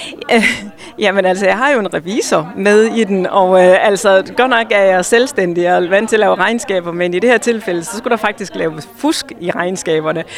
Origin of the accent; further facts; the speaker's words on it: Hjørring, North Denmark Region, Denmark; jeg er opvokset i Jørgen, og jeg elsker byen